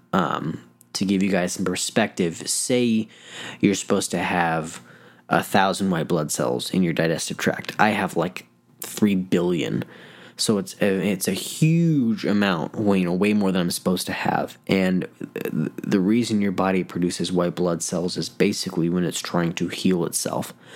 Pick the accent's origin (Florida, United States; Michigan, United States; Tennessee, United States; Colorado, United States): Colorado, United States; Denver; moved away as an adult; now in Phoenix, United States; I'm originally from Denver, Colorado